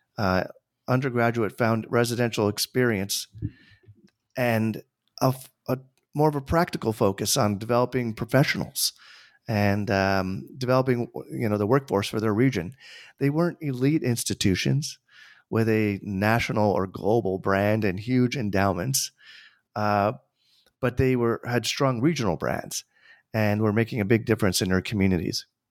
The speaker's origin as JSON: {"language": "English", "town": "Tarrytown", "region": "New York", "country": "United States", "tie": "born or raised there", "said": "I grew up, uh, an hour north of New York City. And, uh, with, for those who live in the New York area, that means, like, Westchester. I was born in Tarrytown"}